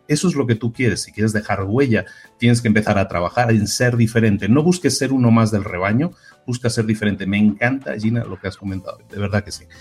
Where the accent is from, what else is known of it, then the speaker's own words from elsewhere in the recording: Barcelona, Catalonia, Spain; yo también soy de Barcelona